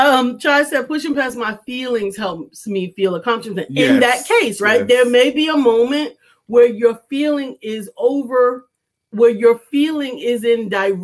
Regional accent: New York, United States; moved away; I was born and raised in New York.

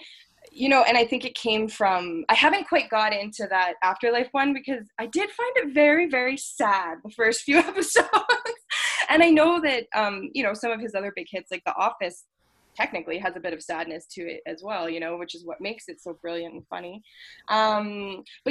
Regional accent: Calgary, Alberta, Canada; also born or lived in Toronto; I grew up here most of my life

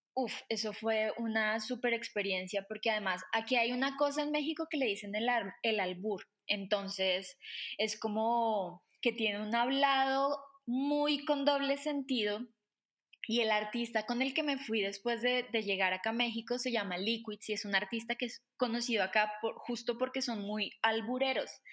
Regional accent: Colombia; también soy colombiana

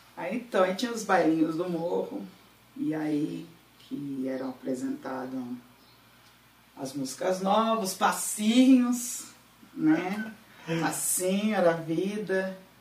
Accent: Paulínia, São Paulo, Brazil; also born or lived in Campinas; Sou daqui de Paulina, só não nasci porque Paulina não tinha hospital em 1980.

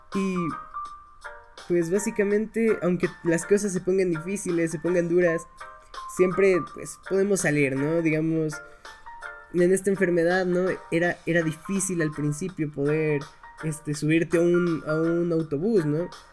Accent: Ecuador; en mi país, en Ecuador

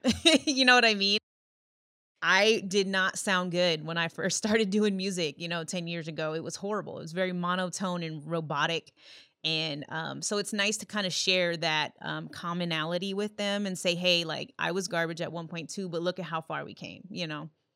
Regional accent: Yorktown, Virginia, United States; also born or lived in Illinois; now in Minnesota, United States; grew up in Yorktown, Virginia, but then, you know, lived in Illinois for the most of my life

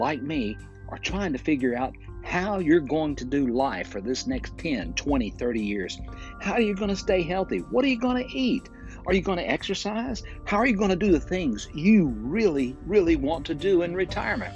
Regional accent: Fort Payne, Alabama, United States; recording right here in my hometown of Fort Payne, Alabama, in the northeast corner of Alabama at the foot of Lookout Mountain.

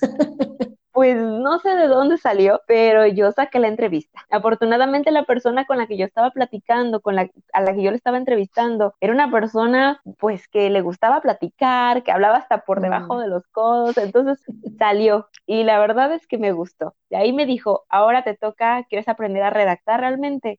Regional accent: Acapulco, Guerrero, Mexico; soy originaria del puerto de Acapulco, en el estado de Guerrero, aquí en, México

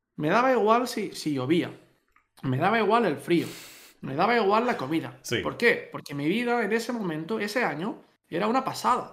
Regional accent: Catalonia, Spain; moved away; los dos somos catalanes

